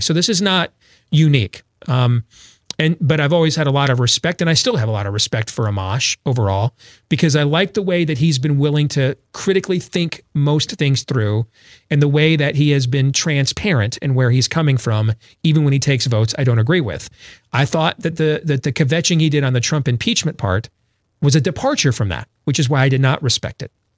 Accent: Grand Rapids, Michigan, United States; I grew up there in Grand Rapids, Michigan

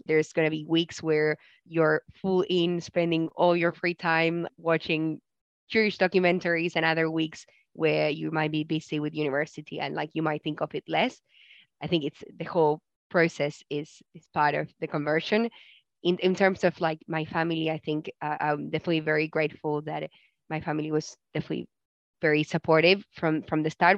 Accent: Argentina; growing up in Argentina, I did have Jewish friends, especially in primary school

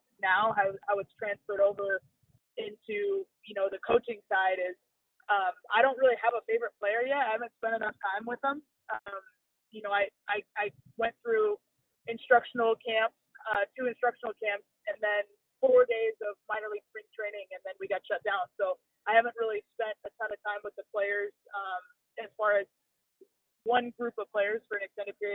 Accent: Southern California, United States; I grew up in Southern California

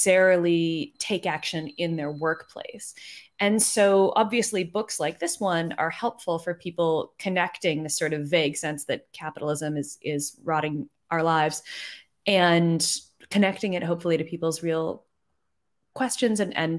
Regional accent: United States; accent: American; as you can hear from my accent, I'm an American and I'm a labor journalist mostly in the States

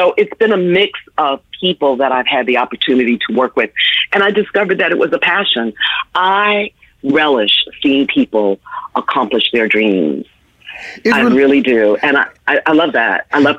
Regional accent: New York, United States; also born or lived in Washington, D.C.; I then left D.C., went to New York, which is my hometown. I grew up in the Bronx and Harlem and Manhattan.

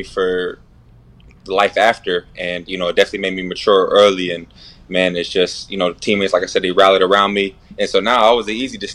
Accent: Erie, Pennsylvania, United States; also born or lived in Pittsburgh, Pennsylvania; I'm from Erie, Pennsylvania

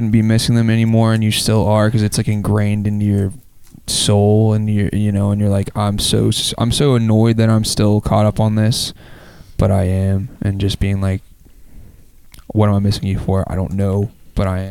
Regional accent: Memphis, Tennessee, United States; We both were like born and raised in Memphis

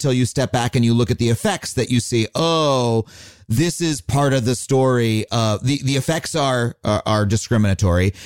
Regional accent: Long Island, New York, United States; growing up on Long Island, there was one black kid in my whole school

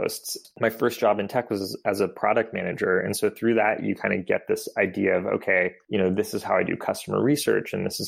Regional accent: Bay Area, California, United States; also born or lived in Boston; I grew up in the Bay Area

